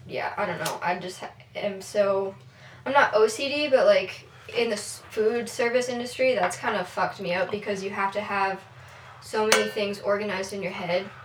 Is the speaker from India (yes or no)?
no; Billings, Montana, United States; we're from Billings